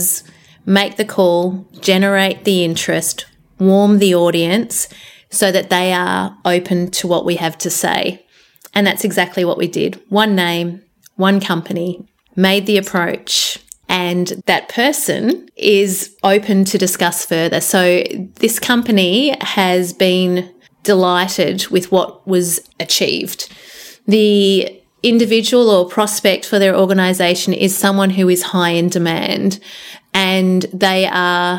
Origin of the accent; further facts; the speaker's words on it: Geelong, Victoria, Australia; moved away as an adult; also born or lived in Melbourne, Australia / Perth, Australia; I was born and bred in Geelong